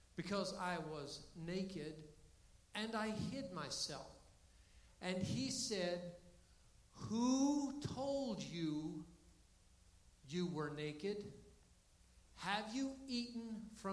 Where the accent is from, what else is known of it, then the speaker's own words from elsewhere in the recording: Florida, United States; now in Canton, United States; I grew up in Florida